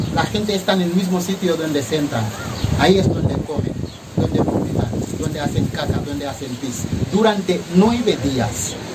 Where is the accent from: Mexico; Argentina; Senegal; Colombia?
Senegal; also born or lived in Valencia, Spain; now in Spain; vengo de África, en este caso Senegal